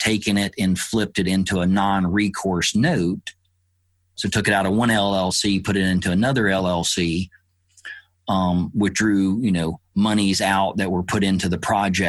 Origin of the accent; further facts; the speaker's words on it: Alabama, United States; I grew up in the South in Alabama